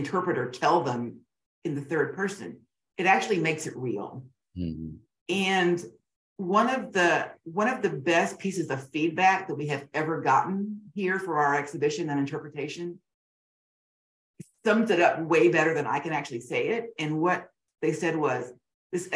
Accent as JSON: {"language": "English", "town": "Augusta", "region": "Georgia", "country": "United States", "tie": "born or raised there", "said": "I grew up in Augusta, Georgia"}